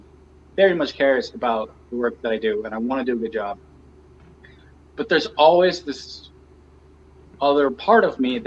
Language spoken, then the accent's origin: English; Pittsburgh, Pennsylvania, United States; moved away; I am kind of proud about being from Pittsburgh. I like telling people I'm from Pittsburgh.